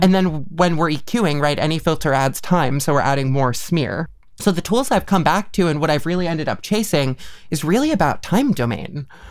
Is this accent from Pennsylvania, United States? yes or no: no; Mahopac, New York, United States; now in Northampton, United States; Mayapac, New York, or Putnam County